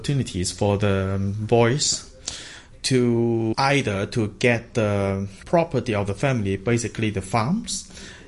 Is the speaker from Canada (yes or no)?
no; Hong Kong; I'm from Hong Kong, and I am a community cultural development worker